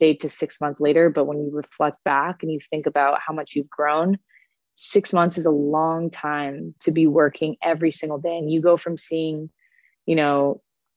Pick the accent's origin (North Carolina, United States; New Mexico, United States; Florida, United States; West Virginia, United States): Florida, United States; moved away as an adult; also born or lived in Boston; now in Cincinnati, United States; I'm originally from Florida